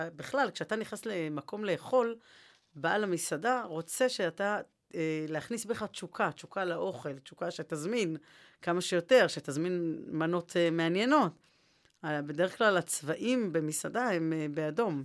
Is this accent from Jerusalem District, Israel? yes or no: yes; Jerusalem, Jerusalem District, Israel; הרי אני ירושלמית